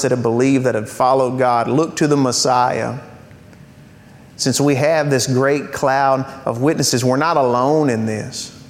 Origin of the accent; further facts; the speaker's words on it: United States; I'm a Christian who is an American